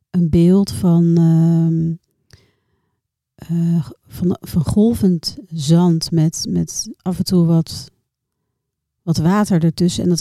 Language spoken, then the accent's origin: Dutch; Noordwijk, South Holland, Netherlands; also born or lived in Rotterdam; Heel lang in Rotterdam gewoond, opgegroeid in Noordwijk.